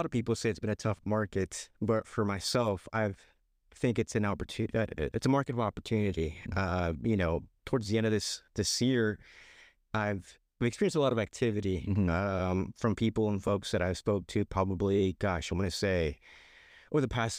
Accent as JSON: {"language": "English", "town": "Canby", "country": "United States", "tie": "born or raised there", "said": "Currently live in Canby, actually grew up in Canby, looking to move out of the area here."}